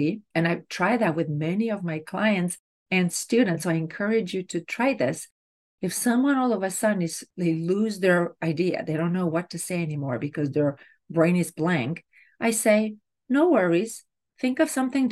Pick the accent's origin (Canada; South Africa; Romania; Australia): Romania; moved away; I grew up in Romania, and back then, grades were done orally